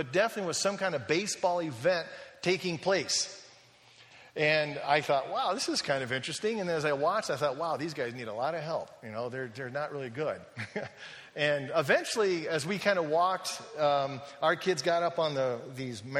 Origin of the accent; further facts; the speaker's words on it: United States; moved away as an adult; I'm an American